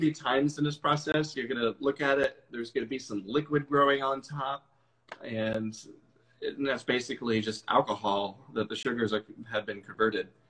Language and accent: English; Issaquah, Washington, United States; also born or lived in Seattle / Renton / Bellevue; I grew up out here. I grew up out in Issaquah and uh, moved to Seattle when I turned 18 and have lived there pretty much ever since